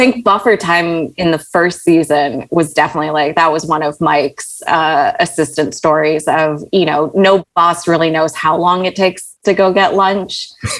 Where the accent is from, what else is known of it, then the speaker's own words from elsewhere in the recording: Riyadh, Riyadh Province, Saudi Arabia; also born or lived in Malaysia; And I was born in Malaysia and we moved to Saudi Arabia in Riyadh, small compound, no television.